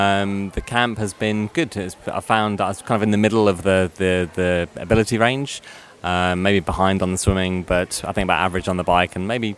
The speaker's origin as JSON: {"language": "English", "region": "London", "country": "United Kingdom", "said": "So I'm from London, England."}